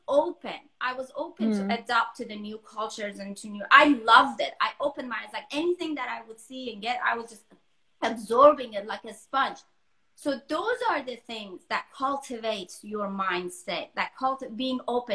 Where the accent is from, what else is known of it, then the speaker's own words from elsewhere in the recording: Denmark; moved away as an adult; also born or lived in Iran; now in Los Angeles, United States; I was born in Iran, but I was raised in Denmark. And most of my adult, like, I was in my early 20s when I moved to US.